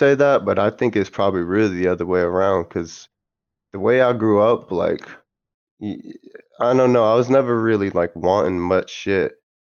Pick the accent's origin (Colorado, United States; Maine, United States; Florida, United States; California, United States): Maine, United States; born there; Yeah, I was born in America. I was born in Maine, like deep in Maine, like in the fucking middle of nowhere type of shit in the woods, bro.